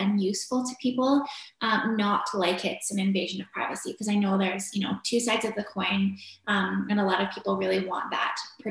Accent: Victoria, British Columbia, Canada; also born or lived in Vancouver; I grew up in Victoria, BC, in Canada. I lived there until I was graduated from high school

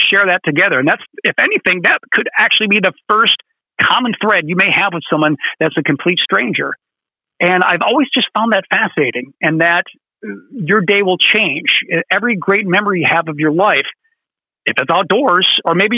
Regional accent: Detroit, Michigan, United States; moved away; I grew up in the Metro Detroit area

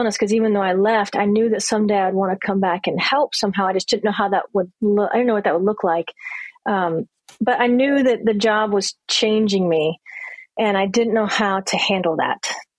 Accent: Louisiana, United States; Yeah, and I'm from Louisiana, so I'm kind of from the South, really. I moved around a lot, but born and then finished school in Louisiana. That's where my parents are from.

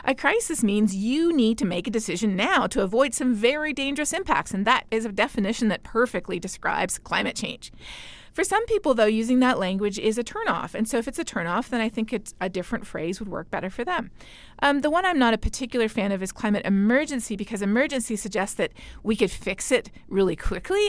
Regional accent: Canada; My home country of Canada

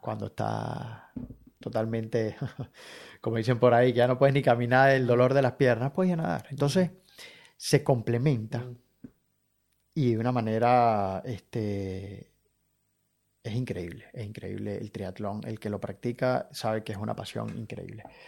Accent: Caracas, Capital District, Venezuela; moved away as an adult; now in Brisbane, Australia; vivir lo que he vivido en, Caracas

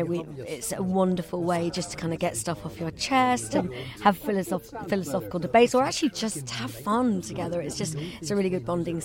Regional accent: Chiswick, London, United Kingdom; I'm from originally Scottish, actually, but I'm from Chiswick.

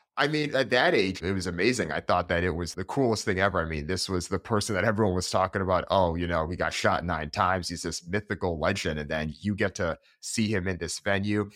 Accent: Hartford, Connecticut, United States; I grew up in Hartford, Connecticut

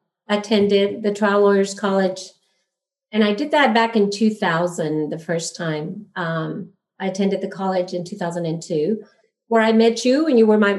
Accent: El Paso, Texas, United States; also born or lived in Juarez, Mexico; Well, I grew up in El Paso, Texas. So I'm fully bilingual, fully bicultural. I actually grew up in Juarez my first 10 years of school.

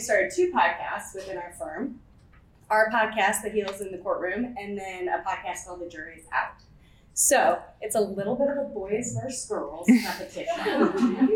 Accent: St. Louis, Missouri, United States; also born or lived in Milwaukee; I grew up in St. Louis.

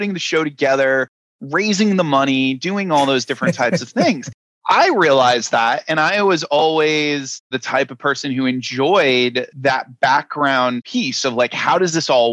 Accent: Rhode Island, United States; moved away as an adult; also born or lived in New York; I'm originally from Rhode Island, and Rhode Island is the smallest state in the union. It is a place where pretty much everybody knows everybody. And the thing about growing up there

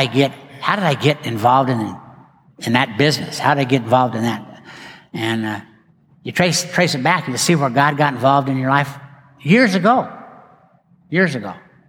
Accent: West, Texas, United States; I didn't know anybody in Dallas. I grew up out in West. Why did I end up in Dallas?

